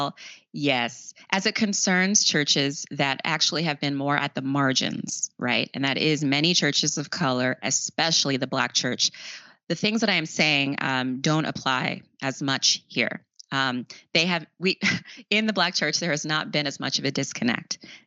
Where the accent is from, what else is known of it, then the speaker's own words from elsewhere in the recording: Long Island, New York, United States; also born or lived in South Bronx, New York; they were able to move out to Long Island